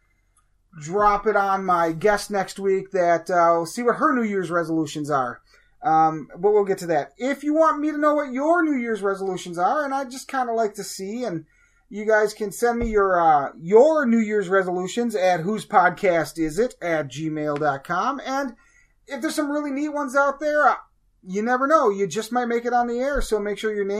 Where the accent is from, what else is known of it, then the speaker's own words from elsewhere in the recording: Wisconsin, United States; I'm from Wisconsin.